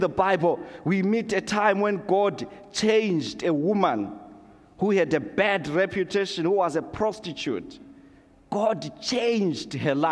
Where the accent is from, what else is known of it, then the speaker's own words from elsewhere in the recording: Zimbabwe; now in Canada; growing up in Zimbabwe, going to Sunday school, being a young kid